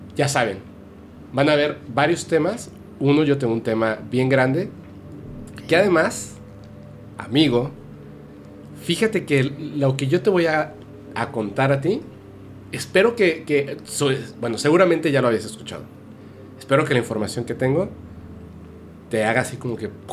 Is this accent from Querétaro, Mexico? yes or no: no; Guadalajara, Jalisco, Mexico; also born or lived in Campeche; cuando nací no viví realmente en Campeche. Estuve en ah, primero de primaria, pero tres meses y después nos fuimos a vivir a Guadalajara